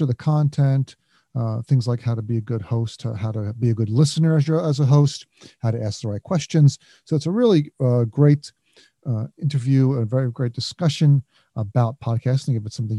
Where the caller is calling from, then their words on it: East Brunswick, New Jersey, United States; I'm calling in from beautiful East Brunswick, New Jersey.